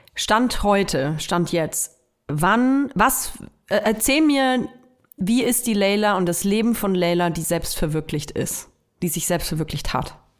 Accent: Nuremberg, Bavaria, Germany; moved away; Ich komme ja aus Nürnberg und ich höre auch total gerne Nürnberger Radiosender. Ähm, ich, mein Lieblingsradiosender früher als Kind war N1

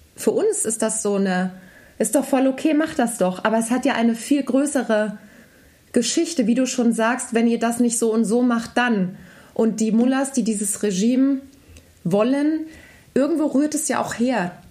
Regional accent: Germany; als Deutsche

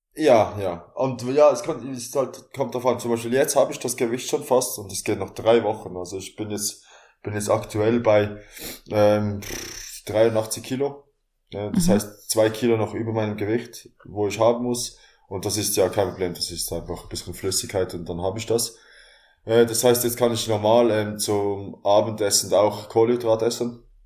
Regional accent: Basel, Basel-Stadt, Switzerland; Ich komme aus Basel, aus der Schweiz

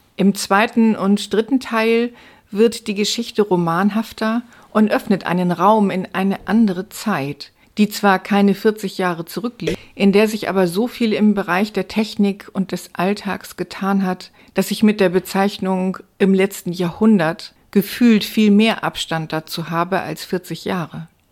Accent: Stade, Lower Saxony, Germany; bei uns in Stade

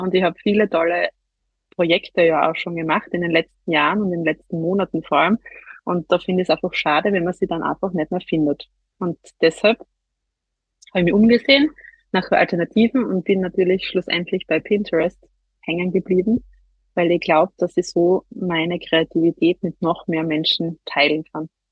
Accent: near Graz, Styria, Austria; wie man wahrscheinlich an, an meinem Dialekt hört, bin ich nicht aus Deutschland, sondern aus der Nähe von Graz in der Steiermark, also in Österreich.

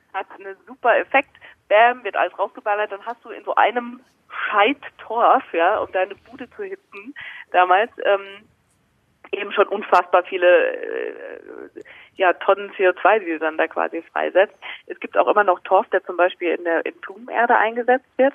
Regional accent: Mainz region, Rhineland-Palatinate, Germany; moved away as an adult; now in Munich, Germany; Also ich bin noch nicht so wahnsinnig lange in München, erst seit drei Jahren. Ich komme eigentlich aus der Mainzer Region

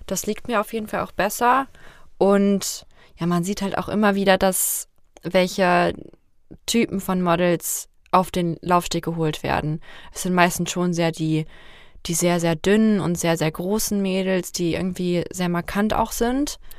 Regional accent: Fulda, Hesse, Germany; Fulda ist und bleibt meine Heimat

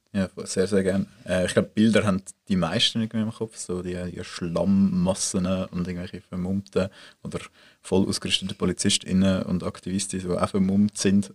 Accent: Swiss Plateau, Mittelland, Switzerland; das Mittelland, dort, wo ich aufgewachsen bin

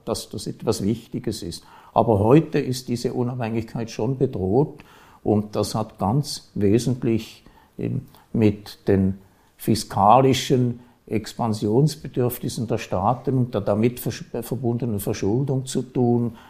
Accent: Switzerland; bei uns

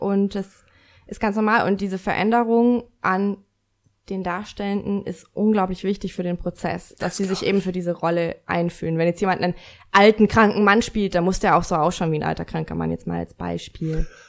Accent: Lower Bavaria, Germany; also born or lived in Munich; now in Nuremberg, Germany; Ich komme aus Minga und äh, ich äh, bin am Land groß geworden, deswegen, also in Niederbayern

